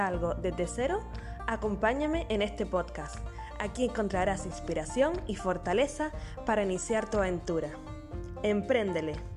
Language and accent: Spanish; Canary Islands, Spain; nacida en Canarias